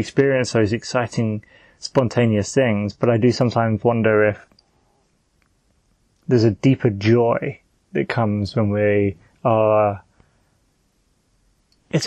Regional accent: United Kingdom; I'm a British, youngish male

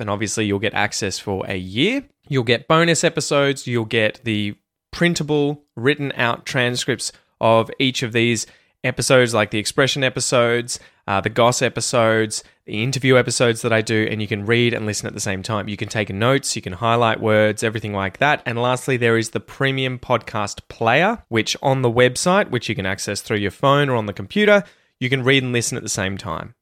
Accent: Australia; first language English; as an Australian or a native English speaker

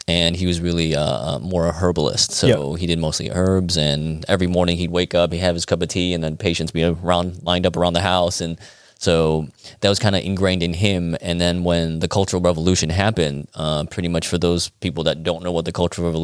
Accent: Chicago, Illinois, United States; Well, that goes back to growing up in Chicago, getting picked on and beat up all the time.

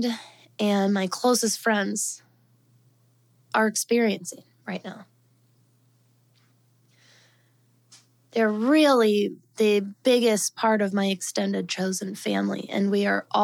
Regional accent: suburbs outside Denver, Colorado, United States; moved away; if you're from the suburban, just outside of Denver regional area that we're from

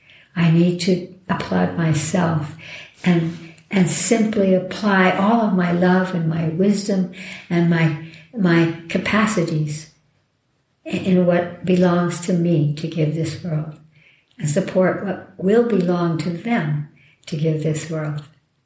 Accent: New Mexico, United States; Oh, my home state.

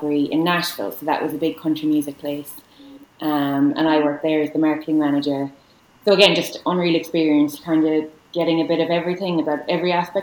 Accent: Galway, Connacht, Ireland; also born or lived in New York; I'm from Galway

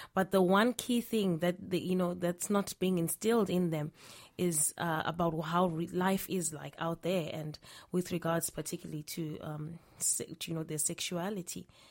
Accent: Zimbabwe; I'm from Zimbabwe.

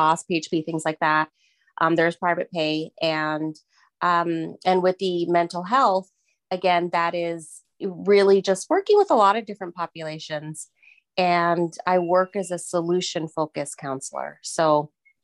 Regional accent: Miami, Florida, United States; moved away; I'm from Miami, Florida originally

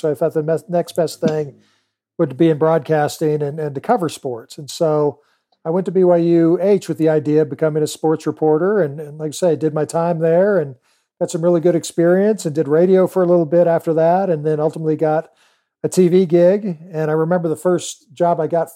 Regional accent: California, United States; moved away; also born or lived in Georgia / Kailua, Hawaii; I grew up in California

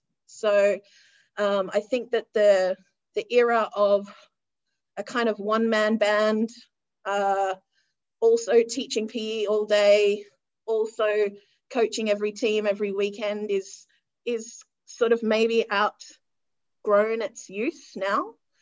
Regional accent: Australia; I actually stepped away from Patna and went back to my home country, which at that time was Australia

